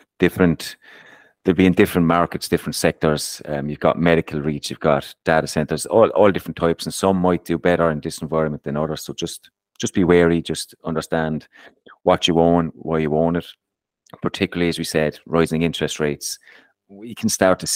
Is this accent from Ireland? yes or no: yes; Ireland; I'm Irish